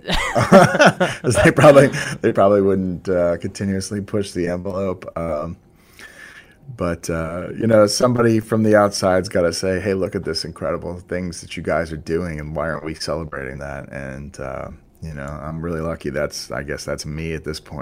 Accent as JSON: {"language": "English", "town": "Boston", "region": "Massachusetts", "country": "United States", "tie": "born or raised there", "said": "I grew up in the Boston area, so it's fun for me as a local guy"}